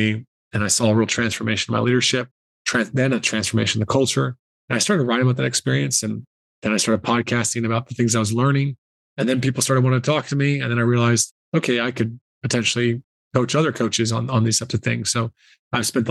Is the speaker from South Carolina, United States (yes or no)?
yes; South Carolina, United States; moved away as an adult; also born or lived in Ireland; I grew up in South Carolina and basketball was my sport, my passion.